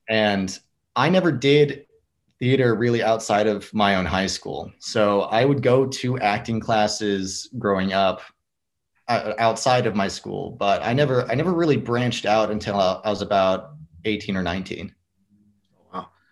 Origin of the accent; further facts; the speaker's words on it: Fort Worth, Texas, United States; i grew up in the fort worth area